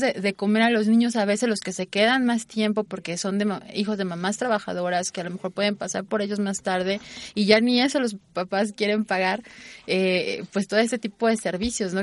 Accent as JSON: {"language": "Spanish", "country": "Mexico", "said": "porque los mexicanos teníamos éramos más bajitos"}